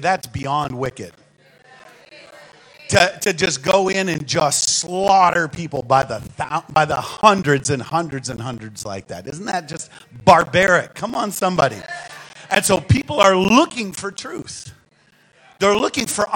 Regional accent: St. Paul, Minnesota, United States; accent: northern; I was born in St. Paul, Minnesota, and raised there

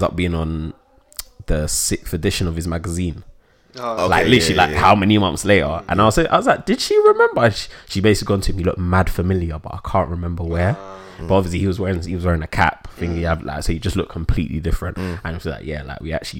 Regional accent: United Kingdom; I'm British.

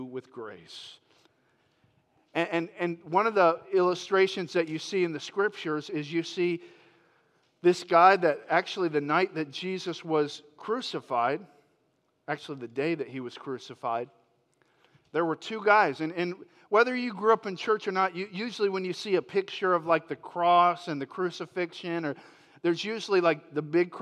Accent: Florida, United States; moved away; I grew up in Florida

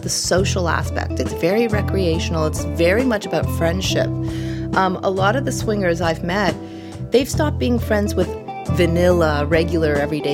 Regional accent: Canada; As a Canadian

